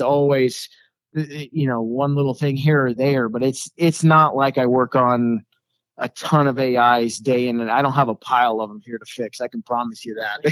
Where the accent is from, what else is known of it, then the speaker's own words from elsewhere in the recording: Colorado, United States; born and raised in Colorado